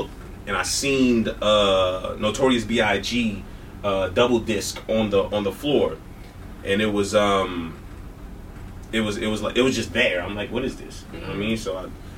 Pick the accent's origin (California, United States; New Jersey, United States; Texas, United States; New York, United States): New York, United States; New York City; I grew up in Brooklyn, New York.